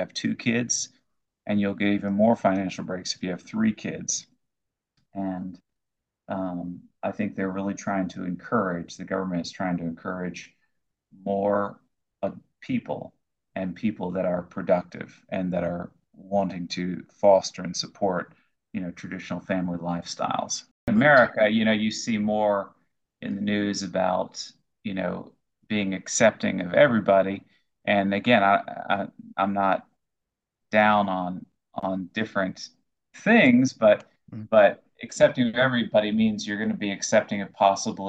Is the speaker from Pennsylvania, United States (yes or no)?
no; Florida, United States; moved away as an adult; now in Moscow, Russia; where I grew up in Florida